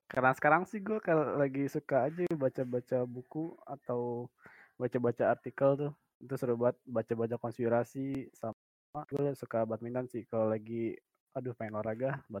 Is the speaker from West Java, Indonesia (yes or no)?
no; Palembang, South Sumatra, Indonesia; born there; now in Bekasi, Indonesia; Dan gue lahir normal di Palembang 20 Februari 2001 tempat tinggal gue sekarang di Bekasi.